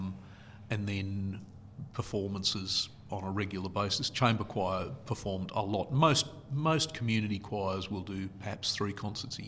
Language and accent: English; Newcastle, New South Wales, Australia; also born or lived in Sydney; Brought up in Merriweather, lived there, went to Newcastle Uni